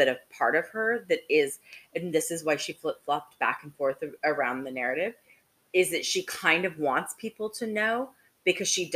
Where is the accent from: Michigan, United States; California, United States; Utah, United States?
Utah, United States; Salt Lake City; I grew up in Salt Lake City